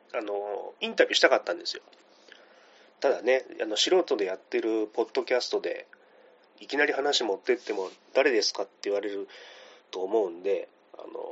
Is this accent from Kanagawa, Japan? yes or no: no; Kitakyushu, Fukuoka, Japan; now in Tokyo, Japan; 今私東京に住んでるんですけども、地元が小倉で